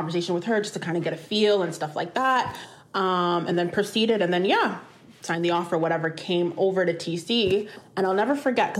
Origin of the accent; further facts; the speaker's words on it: Ontario, Canada; So I'm from the West End. I played for Dixie, Mississauga.